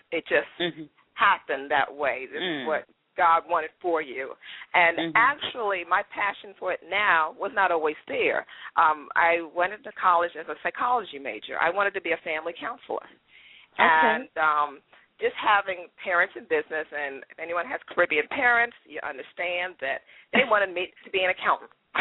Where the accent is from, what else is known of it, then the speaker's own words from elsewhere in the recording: Bowie, Maryland, United States; also born or lived in Trinidad / New York; I grew up in Prince George's County, Maryland. Grew up in Bowie